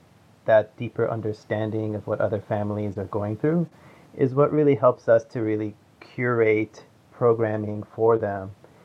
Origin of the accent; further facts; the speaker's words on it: United States; I was born in the United States, but both my parents and my older sister, they were refugees from the Middle East.